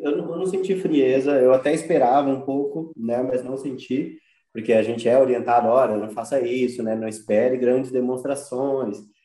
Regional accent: Brazil; enquanto brasileira

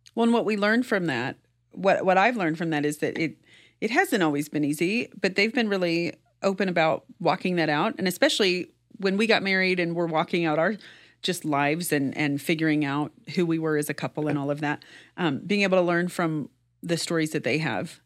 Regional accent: rural Kansas, United States; I grew up in rural Kansas

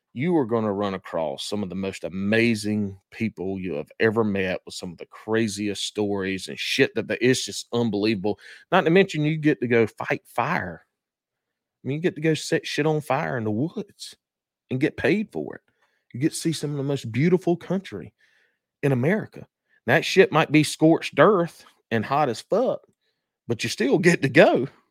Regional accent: McBee, South Carolina, United States; accent: country; moved away; my hometown, Macbee, South Carolina

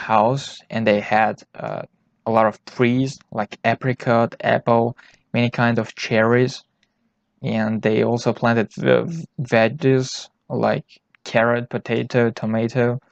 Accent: Tajikistan; I was born in Tajikistan.

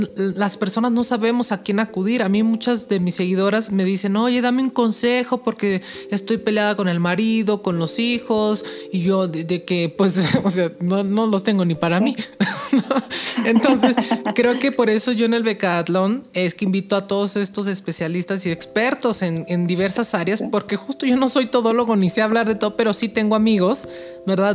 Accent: Mexico

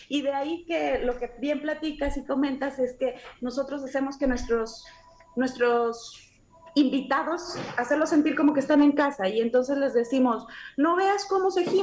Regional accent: Mexico; nosotros como mexicanos

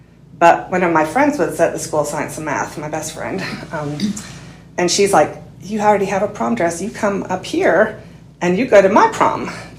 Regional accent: Michigan, United States; I was like, that's interesting because I grew up in Michigan. That's where I was originally born.

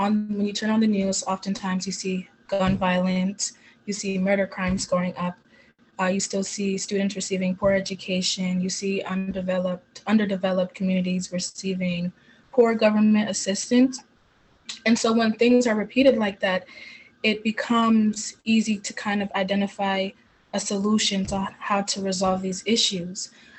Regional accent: Jamaica; now in United States; I moved here from Jamaica, where the country is more like on the reserve side and conservative and strong in their religion, which has taught me the value of faith and family.

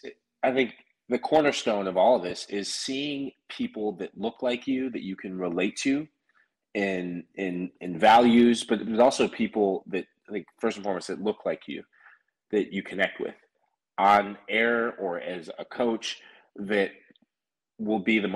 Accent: Annandale, Virginia, United States; also born or lived in Sierra Leone; So I grew up in the DC area. And I grew up in Annandale, Virginia, Northern Virginia.

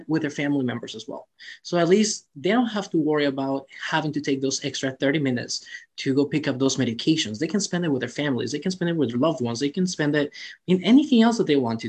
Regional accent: Cancun, Quintana Roo, Mexico; now in United States; I'm actually born in Mexico, right? I'm from Cancun, Mexico, which everyone loves it because it's Cancun. I know, it's the beach and everything. However, I was raised in the poor side

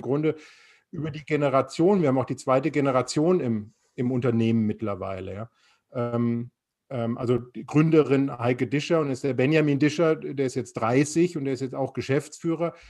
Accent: Frankfurt, Hesse, Germany; now in Offenburg, Germany; als Frankfurter

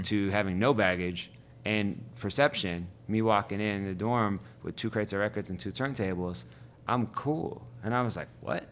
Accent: Youngstown, Ohio, United States; also born or lived in Cleveland, Ohio; now in Brooklyn, United States; I grew up in Youngstown

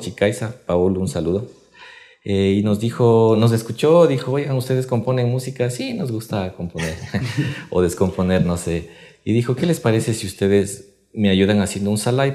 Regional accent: Ecuador; de acá de Quito, del Ecuador

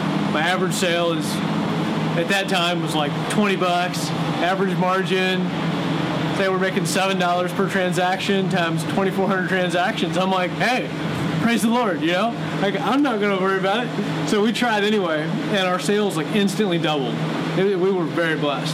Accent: Virginia, United States; moved away as an adult; I moved here from Virginia when I was 19 years old, so I spent most of my formative years there.

